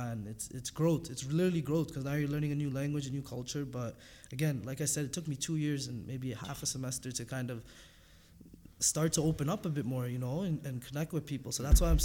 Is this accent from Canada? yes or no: yes; Toronto, Ontario, Canada; moved away as an adult; also born or lived in North Bay, Ontario; we're from Scarborough, and it's a different language